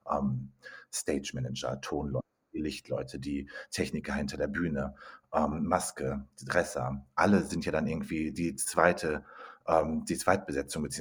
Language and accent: German; North Rhine-Westphalia, Germany; now in Munich, Germany; ich bin eigentlich Ruhrpottler, wohne aber inzwischen in München mit vielen Stationen dazwischen